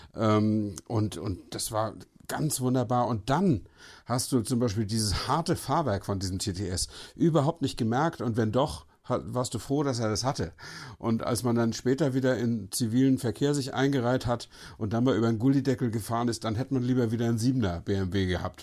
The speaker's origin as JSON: {"language": "German", "region": "Northern Germany", "country": "Germany", "also_born_or_lived": "Brandenburg", "said": "als Norddeutscher"}